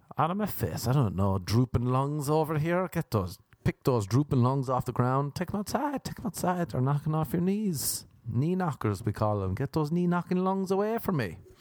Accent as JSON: {"language": "English", "country": "Ireland", "tie": "born or raised there", "moved": "yes", "lives_now": "United States", "said": "when I was growing up in Ireland"}